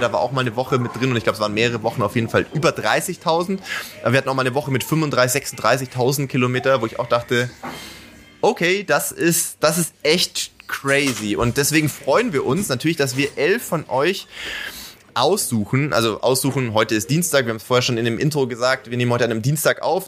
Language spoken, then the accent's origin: German; Sindelfingen, Baden-Württemberg, Germany; als Sindelfinger ja. äh, grob in der äh, ähnlichen Ecke zumindest mal groß geworden